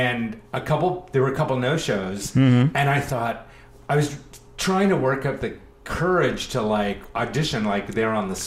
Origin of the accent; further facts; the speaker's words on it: California, United States; moved away as an adult; also born or lived in New York City, New York / Buffalo, New York; I'm from California. Mm-hmm. I moved back to California about 5.5 years ago